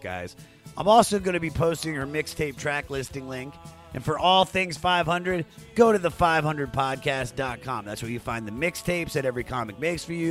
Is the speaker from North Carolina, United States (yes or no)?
no; Washington, District of Columbia, United States; my hometown of Washington, D.C.